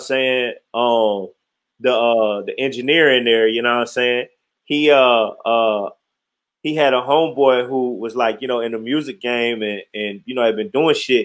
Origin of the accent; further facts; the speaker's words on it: Detroit, Michigan, United States; Born and raised in Detroit